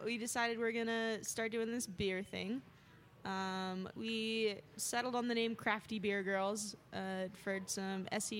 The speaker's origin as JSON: {"language": "English", "region": "East Coast", "country": "United States", "tie": "born or raised there", "also_born_or_lived": "Pennsylvania / New Jersey / Australia / Montana", "moved": "as an adult", "lives_now": "Utah, United States", "said": "I was in Australia for a year and born and raised on the East Coast, kind of back and forth between Pennsylvania and New Jersey."}